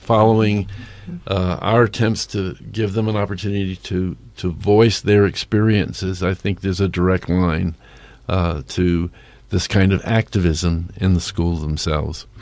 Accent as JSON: {"language": "English", "town": "New York City", "region": "New York", "country": "United States", "moved": "yes", "lives_now": "Bend, United States", "said": "I am from New York City"}